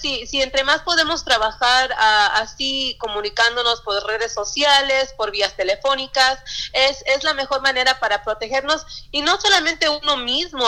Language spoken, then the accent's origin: Spanish; Yakima, Washington, United States; also born or lived in Sunnyside, Washington / Pasco, Washington; nacida en Sunnyside, eh, eh, cerca de Yakima, crecí en Yakima, viví hasta en Pasco también